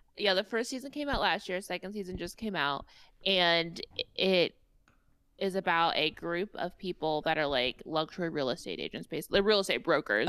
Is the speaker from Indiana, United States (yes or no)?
yes; Indiana, United States; I am a Hoosier and I have my own accent.